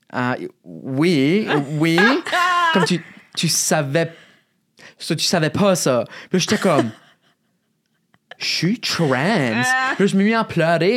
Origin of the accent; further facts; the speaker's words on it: Shediac, New Brunswick, Canada; accent: Chiac; also born or lived in Moncton; chez nous, à Chédiac, il y avait une région un peu plus rough dans la ville